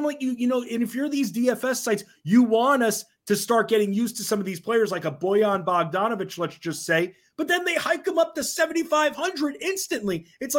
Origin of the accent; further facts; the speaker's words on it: Oyster Bay, New York, United States; moved away; also born or lived in Washington, D.C. / Virginia; originally I'm from Oyster Bay on Long Island.